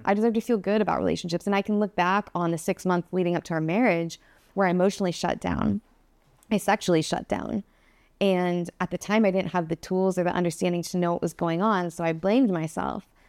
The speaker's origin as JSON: {"language": "English", "town": "Phoenix", "region": "Arizona", "country": "United States", "tie": "born or raised there", "moved": "yes", "said": "I started off in Phoenix, Arizona, and I started off hating Phoenix, Arizona, since I can remember"}